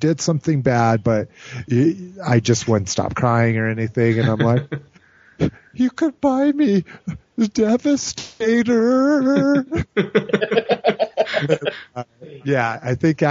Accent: Albuquerque, New Mexico, United States; now in Denver, United States; I grew up in Albuquerque.

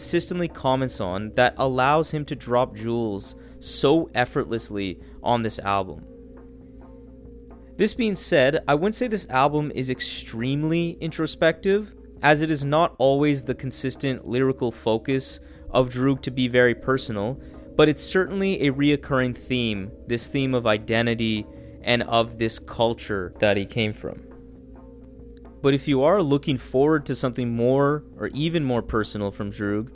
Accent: Canada; as a Canadian

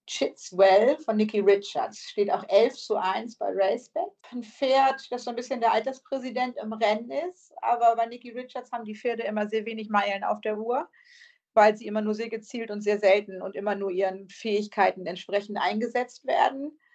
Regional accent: the north of England, United Kingdom; accent: Northern English; Ich mit meinem nordenglischen Akzent sage, spricht das U dann immer falsch aus.

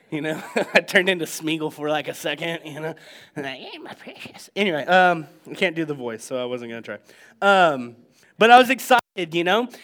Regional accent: United States

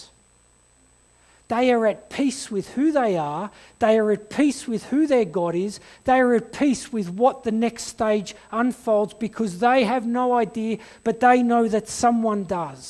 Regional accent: Blacktown, New South Wales, Australia; also born or lived in Kimberley; now in Blue Mountains, Australia; we had a 2-year stint in Blacktown, where I was born in Western Sydney

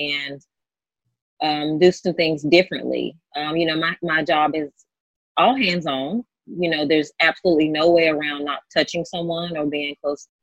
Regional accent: North Carolina, United States; now in Los Angeles, United States; I'm actually from North Carolina, a little small town in North Carolina where I'm from

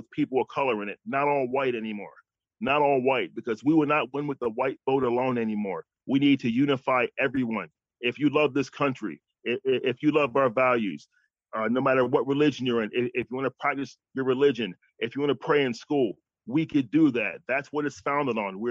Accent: New York, United States; moved away as an adult; now in Texas, United States; I'm from New York. I came to Texas

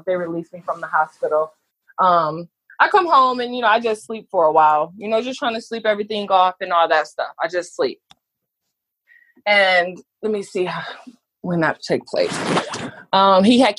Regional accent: Michigan, United States; moved away; also born or lived in Texas; I'm from Michigan.

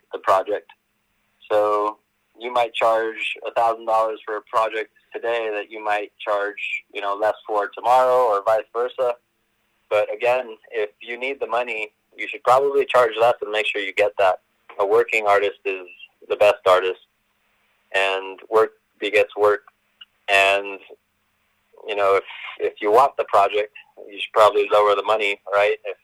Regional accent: Los Angeles, California, United States; also born or lived in Pacoima; I grew up on Laurel Canyon and Van Nuys

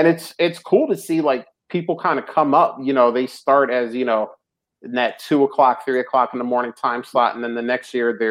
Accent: New Jersey, United States; I'm from North Jersey, my dad's from New York City

